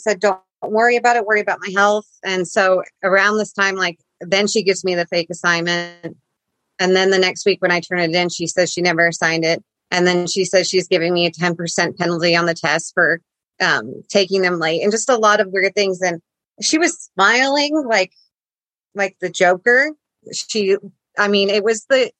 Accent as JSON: {"language": "English", "region": "Utah", "country": "United States", "also_born_or_lived": "Coos Bay, Oregon", "moved": "as an adult", "said": "I'm from Utah"}